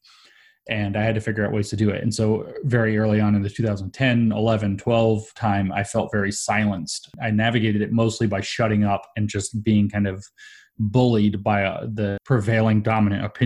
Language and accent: English; Southeast, United States; I grew up in the Southeast, which is renowned for being kind of the opposite of both of those things